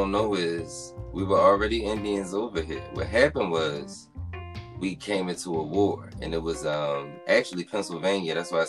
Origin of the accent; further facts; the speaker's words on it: Nigeria; They don't care if you live, you Liberian, I'm Nigerian. We still Africans, so we come together.